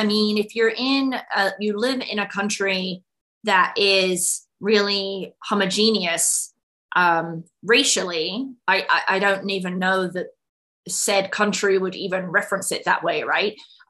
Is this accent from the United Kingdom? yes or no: yes; United Kingdom; now in United States; I mean, I'd never heard of the term first generation college student growing up in the United Kingdom.